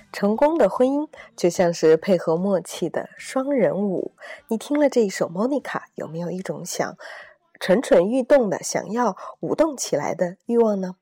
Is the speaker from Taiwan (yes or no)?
no; China; 对于我们中国人来说，我们从小长大可能把更多的时间和精力用在了如何考出一个更高的成绩